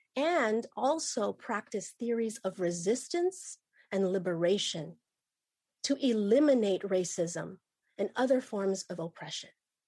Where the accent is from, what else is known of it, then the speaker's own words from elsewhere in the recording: Philippines; And I'm Ilocana, and I'm also Batangueña. Some people call the place that I'm from the Philippines. I identify as Pinay